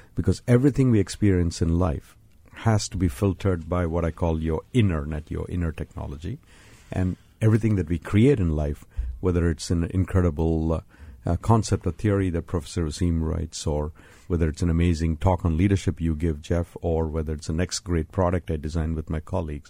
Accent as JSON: {"language": "English", "country": "India", "tie": "born or raised there", "moved": "yes", "said": "I was born and raised in India"}